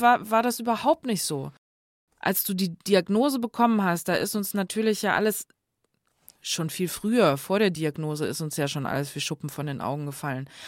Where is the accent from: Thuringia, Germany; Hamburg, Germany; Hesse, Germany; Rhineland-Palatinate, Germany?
Hesse, Germany; next to Guxhagen; moved away; da, wo ich herkomme, der Nachbarort heißt Guxhagen.